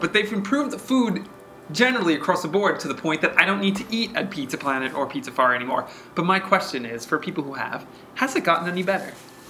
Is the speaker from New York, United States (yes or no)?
yes; Staten Island, New York, United States; I grew up on Staten Island.